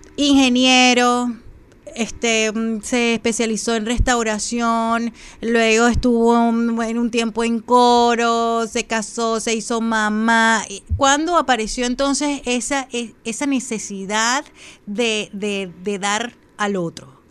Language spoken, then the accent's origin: Spanish; Falcón, Venezuela; moved away; mis atardeceres de, de mi tierra allá en Falcón, que la llevo siempre en mi corazón